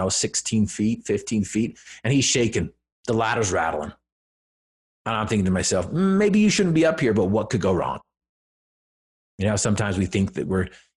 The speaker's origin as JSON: {"language": "English", "area": "Cache Valley", "region": "Utah", "country": "United States", "said": "I'm from Cache Valley, up there where, you know, Utah State is"}